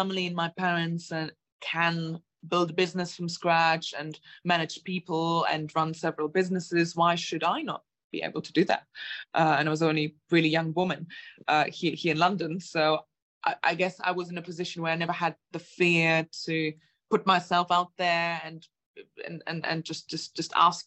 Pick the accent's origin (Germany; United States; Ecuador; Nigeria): Germany; moved away as an adult; also born or lived in Latvia; now in United Kingdom; I'm originally from Germany and Latvia, where my parents are from. I came to the UK when I was 18, just turned 19